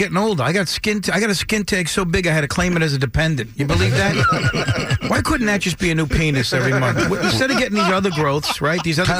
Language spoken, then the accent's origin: English; Bay Shore, New York, United States; I grew up in Bayshore.